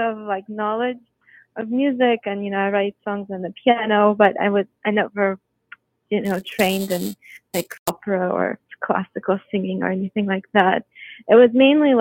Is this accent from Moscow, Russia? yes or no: yes; Moscow, Russia; moved away; also born or lived in Houston, Texas, United States / New York, United States / Los Angeles, United States; I grew up in Moscow, and then we moved to Houston, Texas, and I went to performing arts high school.